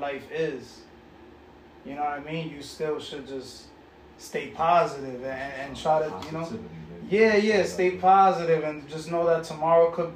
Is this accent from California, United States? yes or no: no; New York City, New York, United States; also born or lived in Bronx; I was raised in Corona, Queens.